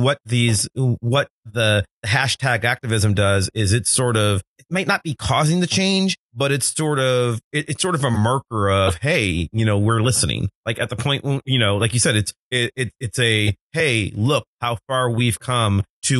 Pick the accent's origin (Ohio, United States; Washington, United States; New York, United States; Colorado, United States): Ohio, United States; Cleveland; I'm from Cleveland